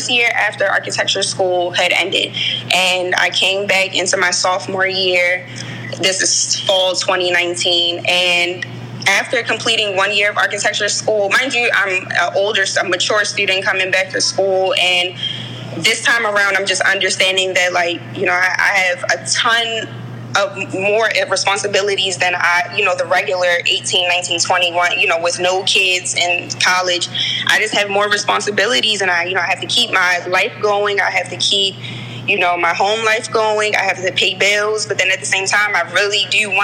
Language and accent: English; Baltimore, Maryland, United States; I grew up in Baltimore. I was born at Johns Hopkins. I grew up in West Baltimore, right across the street from Mondawmin Mall